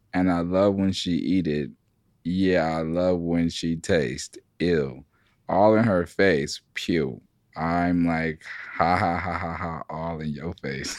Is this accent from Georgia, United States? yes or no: yes; Atlanta, Georgia, United States; I'm from Atlanta